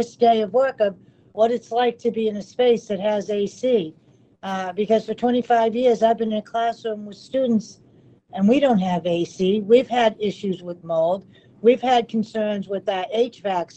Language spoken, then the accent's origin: English; Hull, Massachusetts, United States; I was raised in Hull. I attended the Hull school systems